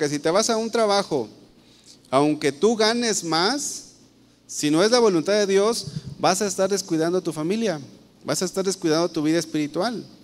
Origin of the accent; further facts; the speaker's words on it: Guadalajara, Jalisco, Mexico; yo creo que la mayoría de los que estamos aquí somos de aquí de Guadalajara y tenemos nuestro trabajo aquí en Guadalajara.